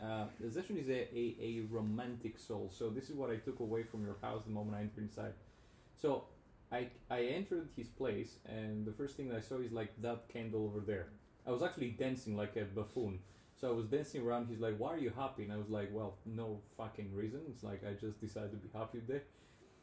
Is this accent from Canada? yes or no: no; Greece; first language Greek; English is a second language; also born or lived in Albania; now in Athens, Greece; I was born in Greece, right? So I started speaking Greek. It's my mother tongue.